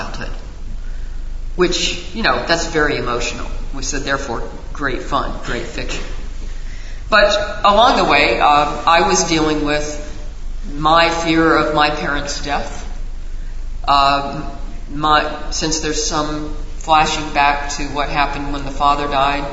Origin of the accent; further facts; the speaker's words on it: Raleigh, North Carolina, United States; the town where I grew up in Raleigh, North Carolina